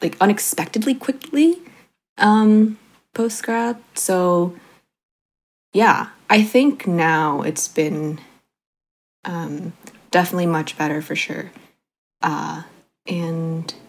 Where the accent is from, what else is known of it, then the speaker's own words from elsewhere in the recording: South Bay, California, United States; moved away as an adult; now in East Bay, United States; I grew up in the South Bay, and then now I'm in the East Bay